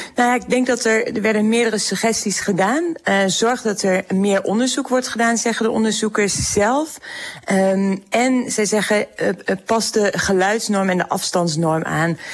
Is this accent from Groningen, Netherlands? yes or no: yes; Groningen, Netherlands; ik kom zelf uit Groningen, ik woon in Groningen